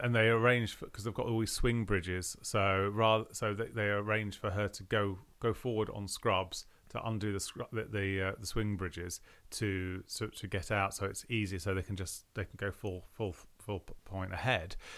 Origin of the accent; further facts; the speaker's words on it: London, United Kingdom; when I was brought up in London